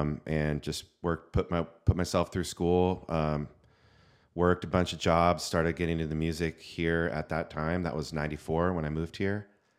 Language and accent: English; California, United States; now in San Diego, United States; I was born in Northern California. I was born in San Francisco, moved to San Diego at 18 to go to San Diego State.